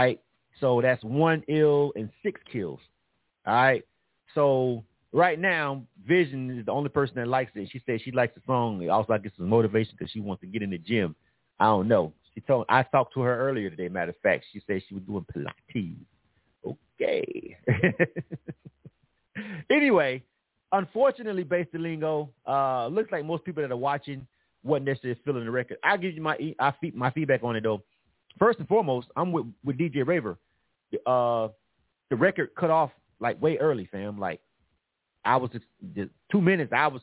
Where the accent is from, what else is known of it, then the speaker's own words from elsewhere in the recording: Panama City, Florida, United States; moved away as an adult; now in Atlanta, United States; I'm from actually born and raised in Panama City, Florida